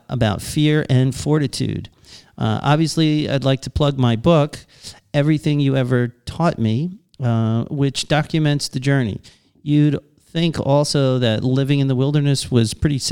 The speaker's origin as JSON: {"language": "English", "area": "Long Island", "region": "New York", "country": "United States", "said": "from Long Island. I'm American"}